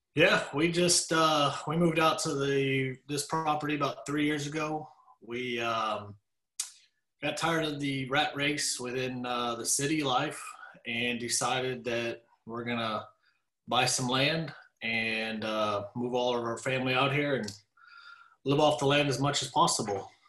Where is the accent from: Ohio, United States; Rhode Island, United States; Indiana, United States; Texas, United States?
Texas, United States; Dallas; I was raised in Dallas